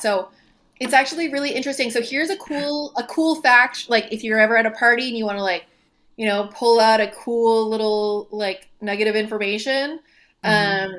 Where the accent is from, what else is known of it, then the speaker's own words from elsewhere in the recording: Moncton, New Brunswick, Canada; moved away as an adult; now in Halifax, Canada; I'm from Moncton originally, from Moncton, New Brunswick